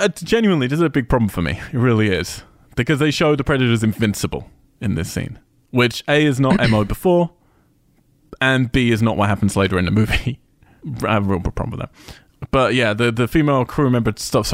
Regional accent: United Kingdom; I'm British

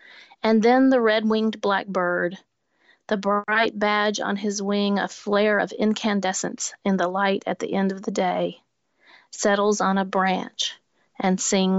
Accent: Nashville, Tennessee, United States; The other original artworks were put on display at Parnassus Books, my hometown bookshop here in Nashville

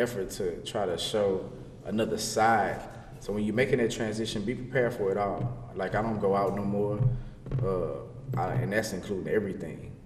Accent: Louisiana, United States; now in Texas, United States; I'm from Louisiana.

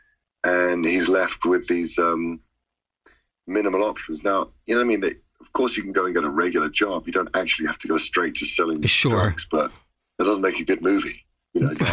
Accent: London, United Kingdom; I come from London, so it's a, you know, it's a city of London, of drug dealers

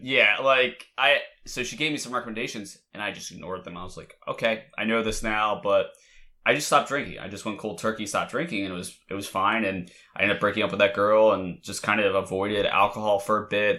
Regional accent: Delaware, United States; I'm from Delaware, everybody goes to U D.

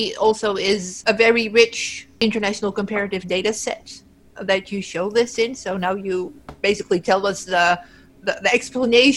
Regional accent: Netherlands; I'm from the Netherlands

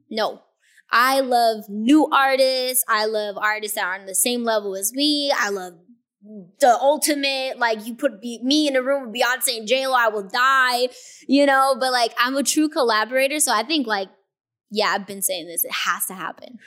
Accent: Inglewood, California, United States; also born or lived in Hawthorne; growing up in Inglewood and knowing the struggle

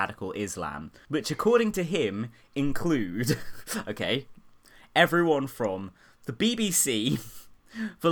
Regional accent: Surrey, South East England, United Kingdom; I'm from Surrey, so I went to school with a few racists

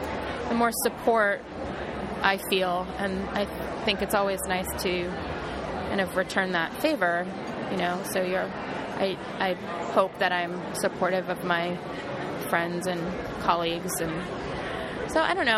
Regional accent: Ohio, United States; I was raised in Ohio and in a good community.

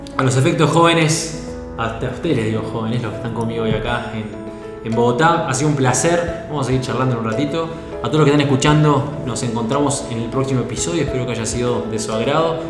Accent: Uruguay; moved away as an adult; also born or lived in Norway; now in Sweden; yo soy uruguayo

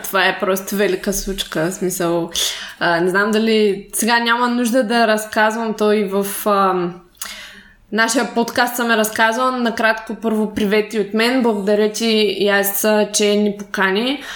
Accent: Shumen, Shumen Province, Bulgaria; аз съм от Шумен. Общо също също малък град

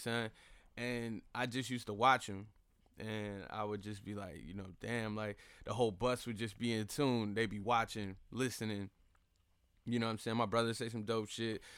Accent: Fayetteville, North Carolina, United States; also born or lived in Charlotte, North Carolina; I'm born and raised in the Vale. I was born at K-Fair

